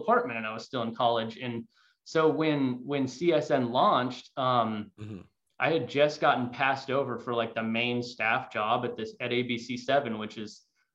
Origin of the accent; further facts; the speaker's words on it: Danville, California, United States; I grew up in Danville and live in the East Bay